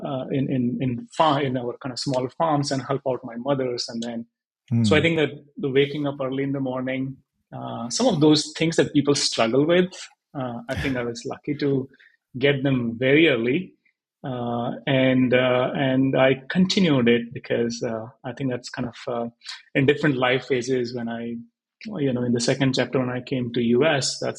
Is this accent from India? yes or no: yes; Haryana, India; moved away; I was born and brought up in Haryana, in a very small village, I would say 70 kilometers from Delhi